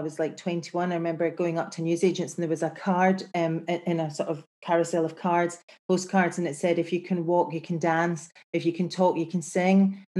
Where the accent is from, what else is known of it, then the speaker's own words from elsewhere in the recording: Glasgow, Scotland, United Kingdom; I'm from Glasgow. You know, that's kind of how I feel in my life. I am from Glasgow. I am from, like, the best city in the world, because you can't kid a kidder in Glasgow.